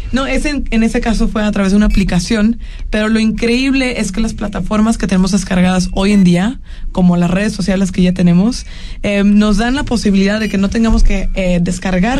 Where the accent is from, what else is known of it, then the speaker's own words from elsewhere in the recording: Guadalajara, Jalisco, Mexico; now in Mexico City, Mexico; Soy tapatía